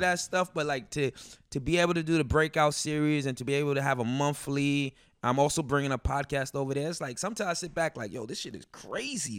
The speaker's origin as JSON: {"language": "English", "town": "Elmont", "region": "New York", "country": "United States", "tie": "born or raised there", "also_born_or_lived": "Brooklyn, New York", "said": "I grew up in Long Island, Elmont"}